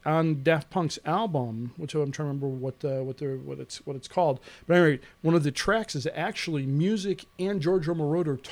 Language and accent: English; Roscoe, United States; I am from Roscoe